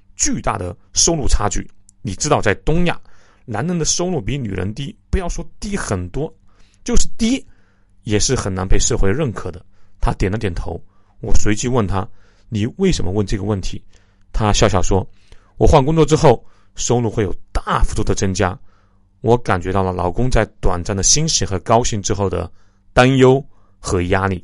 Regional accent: China; 我们中国人

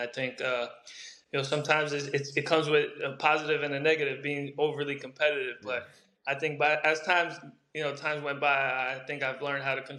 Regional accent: New York, United States; also born or lived in Brazil / Long Island, New York; I was born in Brazil, moved to New York when I was 6 years old, playing all those local clubs in the Queens area.

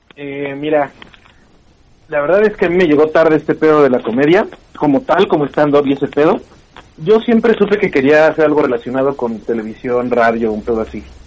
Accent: Pachuca, Hidalgo, Mexico; Yo vengo de Pachuca

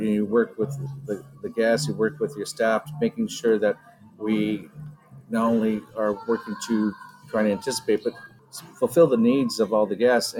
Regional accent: Carlsbad, California, United States; I grew up there. So it actually was a great, all the way around, coming back to full circle, back to my hometown

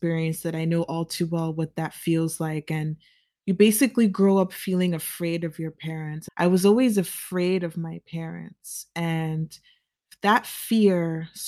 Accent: United States; as a child growing up in the United States

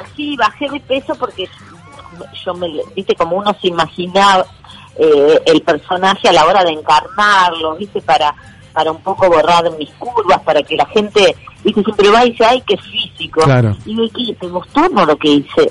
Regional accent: Argentina

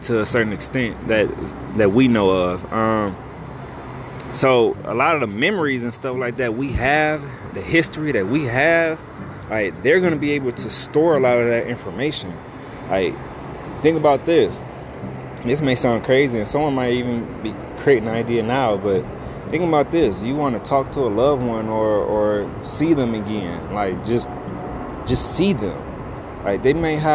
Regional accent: United States; Me being an American

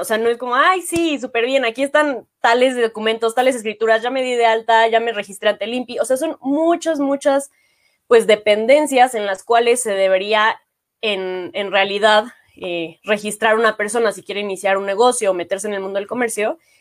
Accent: Mexico; como mexicanos

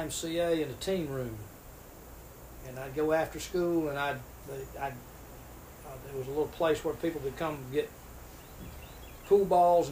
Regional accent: Greenwood, South Carolina, United States; also born or lived in Belmead; I grew up in the mill village. Daddy worked for Greenwood Mills, and I grew up in Durst and Matthews Mill Village

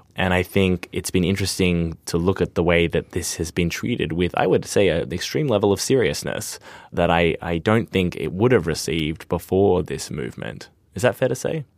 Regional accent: Australia; as an Australian

